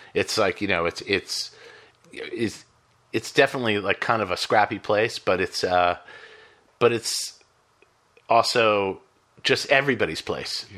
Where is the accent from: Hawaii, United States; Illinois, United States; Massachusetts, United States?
Massachusetts, United States; Boston; I grew up in Boston